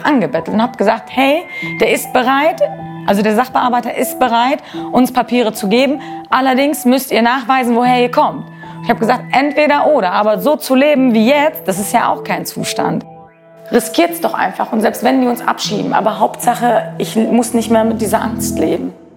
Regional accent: Germany; das ist meine Heimat

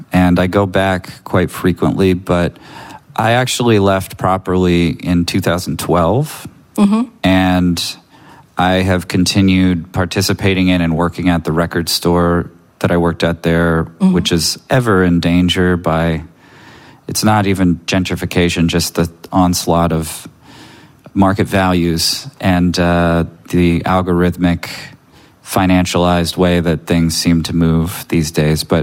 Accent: United States; also born or lived in San Francisco / south of France; now in California, United States; I'm too American.

